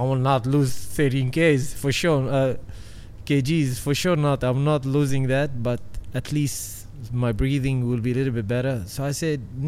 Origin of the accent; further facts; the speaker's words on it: United Arab Emirates; in my home country, in the dunes